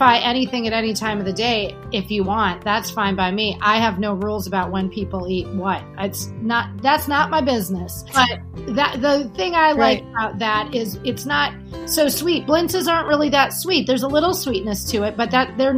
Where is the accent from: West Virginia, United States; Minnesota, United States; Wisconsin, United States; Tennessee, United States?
Wisconsin, United States; Milwaukee; moved away; also born or lived in New York; I grew up in Milwaukee